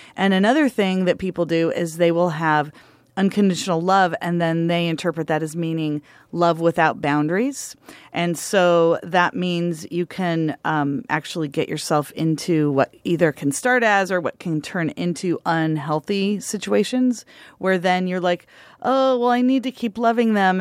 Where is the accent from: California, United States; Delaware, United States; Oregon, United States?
Oregon, United States; Union County, Grande Ronde Valley; I grew up in Union County